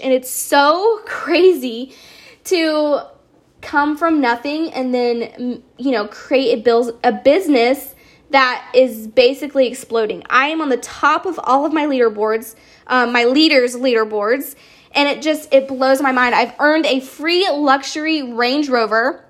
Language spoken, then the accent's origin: English; Charleston, South Carolina, United States; I am from Charleston, South Carolina